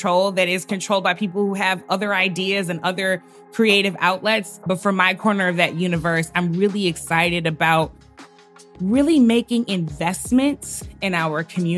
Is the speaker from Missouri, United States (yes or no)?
yes; St. Louis, Missouri, United States; My father was a pastor of a large historic Black church in St. Louis, my hometown